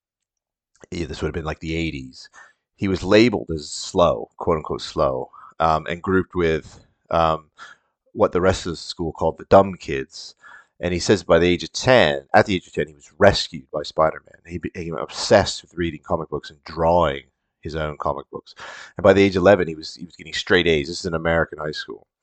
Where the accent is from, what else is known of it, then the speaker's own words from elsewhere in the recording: Canada; as a Canadian kid